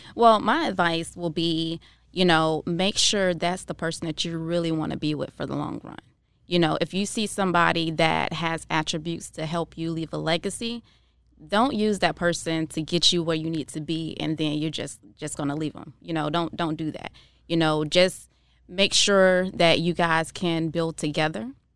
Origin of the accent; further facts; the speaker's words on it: Jacksonville, Florida, United States; now in Tampa, United States; I'm from Jacksonville, Florida originally, and I moved here to Tampa